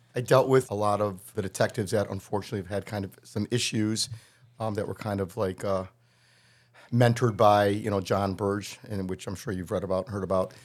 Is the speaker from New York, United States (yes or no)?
no; Wilmette, Illinois, United States; moved away as an adult; also born or lived in Kansas; now in Chicago, United States; I grew up in Wilmette